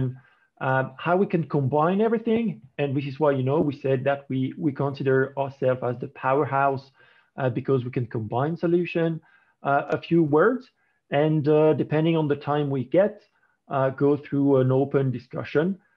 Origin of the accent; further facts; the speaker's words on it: France; accent: French; English is a second language; as you may recognize by my accent, I'm actually French.